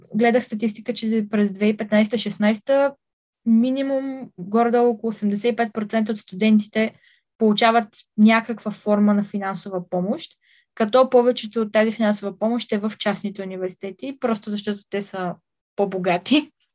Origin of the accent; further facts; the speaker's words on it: Bulgaria; аз ще съм единствената българка на кампуса